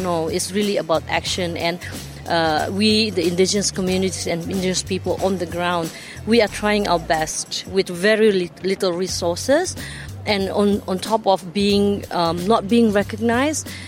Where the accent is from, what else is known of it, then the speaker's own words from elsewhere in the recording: Sabah, Malaysia; I'm from the state of Sabah, Malaysia